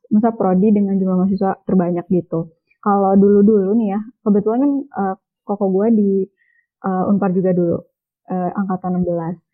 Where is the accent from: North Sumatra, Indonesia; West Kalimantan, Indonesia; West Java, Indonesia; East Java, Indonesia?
West Java, Indonesia; Cimahi; Cimahi sebenarnya kota Cimahi